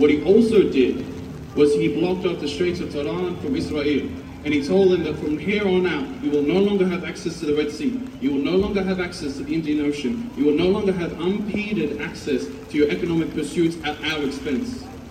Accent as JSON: {"language": "English", "area": "Mishmish", "region": "Akkar", "country": "Lebanon", "said": "I'm from Mishmash Akkad in North Lebanon"}